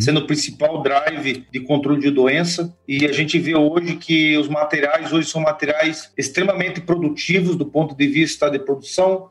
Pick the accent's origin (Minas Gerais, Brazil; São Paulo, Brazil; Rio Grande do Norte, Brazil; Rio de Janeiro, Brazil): São Paulo, Brazil; moved away as an adult; also born or lived in Itapetininga / Lages, Santa Catarina / Passo Fundo / Viçosa; Eu sou paulista